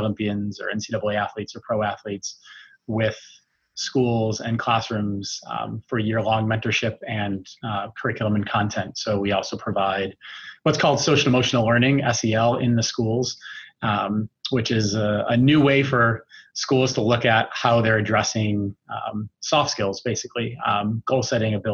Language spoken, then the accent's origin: English; United States; moved away as an adult; now in Calgary, Canada; being an American, I've been in Calgary now for the better part of 17 years